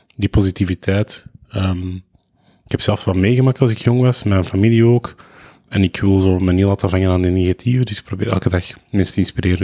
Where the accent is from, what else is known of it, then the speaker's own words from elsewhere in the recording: Lebanon; now in Belgium; ik ben Libanees, dus ik spreek veel Arabisch.